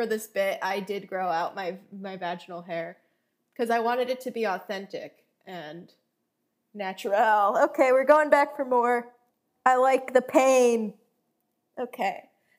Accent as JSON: {"language": "English", "region": "South Florida", "country": "United States", "said": "I'm from South Florida"}